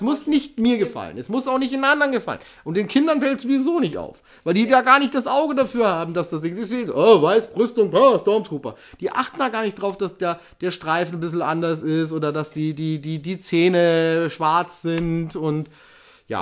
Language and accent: German; Ingolstadt, Bavaria, Germany; bei uns in Ingolstadt